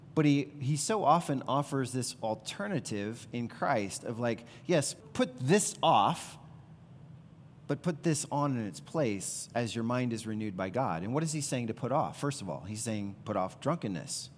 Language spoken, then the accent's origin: English; the Bible Belt, Deep South, United States; growing up in the Bible Belt, in the Deep South, very conservative culture